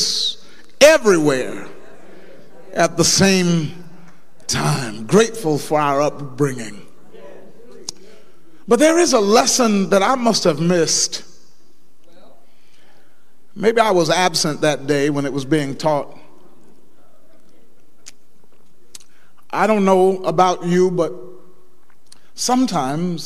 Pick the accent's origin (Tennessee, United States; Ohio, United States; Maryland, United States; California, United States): Ohio, United States; Dayton; I was brought up in Mount Calvary Missionary Baptist Church, 3300 West 3rd Street, Dayton, Ohio, 45417